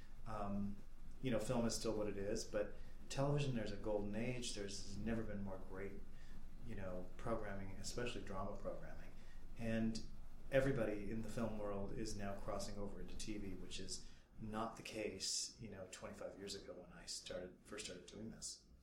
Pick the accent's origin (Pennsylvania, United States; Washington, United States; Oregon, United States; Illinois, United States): Illinois, United States; Rockford; moved away as an adult; also born or lived in Los Angeles; growing up in Rockford, Illinois